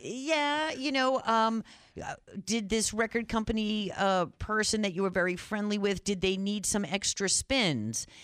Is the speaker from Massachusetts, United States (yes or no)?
yes; North Shore, Massachusetts, United States; I grew up on the North Shore